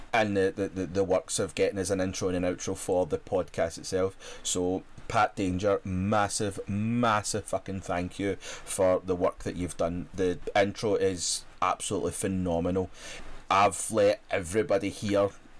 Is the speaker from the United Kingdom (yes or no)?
yes; Scotland, United Kingdom; as a Scot